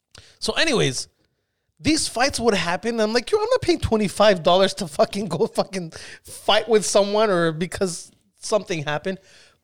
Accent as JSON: {"language": "English", "country": "Iran", "tie": "born or raised there", "also_born_or_lived": "Spain", "said": "You have to understand, I grew up in Iran. When I was 2, I went to Spain. So I lived in Spain for 8 years."}